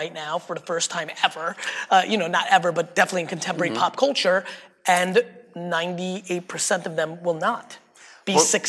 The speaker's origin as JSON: {"language": "English", "town": "Greenwich", "region": "Connecticut", "country": "United States", "tie": "born or raised there", "said": "Growing up in Greenwich, third generation wealthy, you and I are different."}